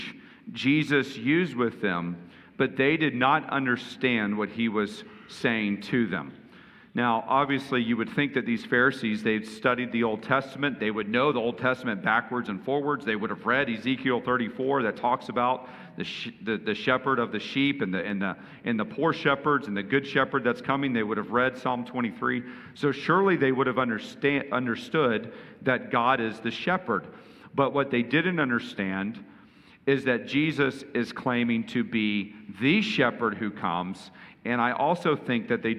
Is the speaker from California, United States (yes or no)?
no; Houston, Texas, United States; I grew up partly in Houston, where Lakewoods is, and Osteen